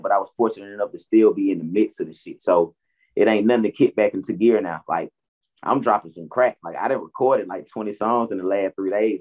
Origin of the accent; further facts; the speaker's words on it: Atlanta, Georgia, United States; I'm born and raised in Atlanta where my mom and dad met.